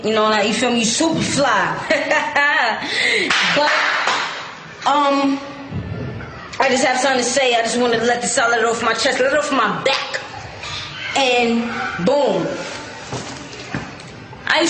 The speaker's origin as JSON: {"language": "English", "town": "New York City", "region": "New York", "country": "United States", "said": "I'm straight from the Bronx. I'm not a Harlem nigga. I fucks a Harlem, but I'm a BX chick"}